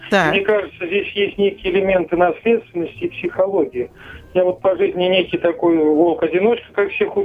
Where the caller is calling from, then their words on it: Moscow, Russia; Да, я из Москвы звоню.